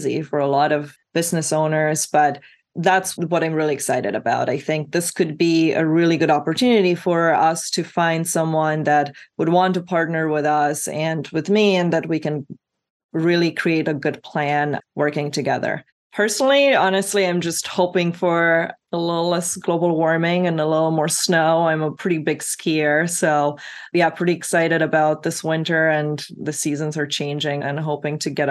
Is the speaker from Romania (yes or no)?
yes; Romania; now in United States; I grew up skiing in Romania, which is very icy and very rocky